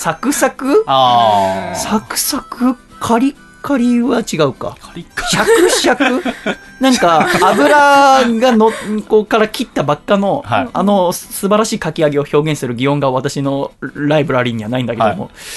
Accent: Yokohama, Kanagawa, Japan; 横浜の私の実家

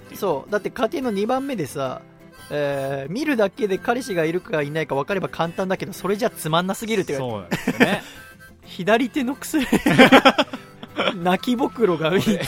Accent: Yokohama, Kanagawa, Japan; 僕はもう出身が横浜だから、はい、方言とか基本ないから

